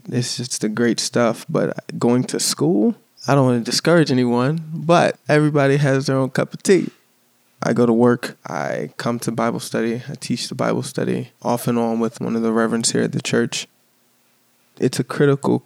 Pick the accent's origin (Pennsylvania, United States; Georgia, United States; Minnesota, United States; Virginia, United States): Virginia, United States; Chesapeake; I was born in Chesapeake, Virginia.